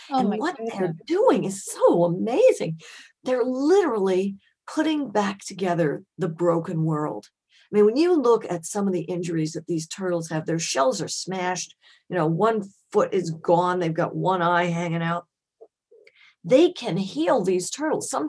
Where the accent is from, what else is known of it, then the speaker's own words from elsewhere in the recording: Germany; born there; I was born in Germany, and they took me to the Frankfurt Zoo.